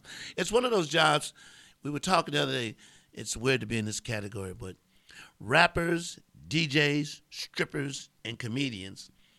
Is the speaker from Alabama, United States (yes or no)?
no; Columbia, South Carolina, United States; moved away; I'm from Columbia, South Carolina. We would come here and spend the summers with Seventh-day Adventists.